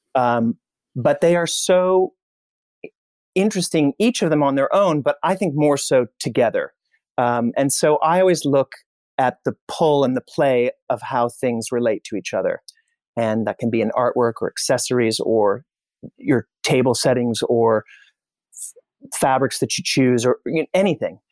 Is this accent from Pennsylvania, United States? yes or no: no; Indianapolis, Indiana, United States; I'm from Indianapolis